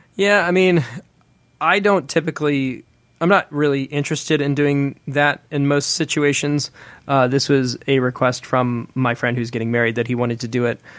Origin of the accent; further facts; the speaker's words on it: Atlanta, Georgia, United States; moved away as an adult; also born or lived in Nashville; get plugged back into the Atlanta music scene when I moved, you know, when I moved home from Nashville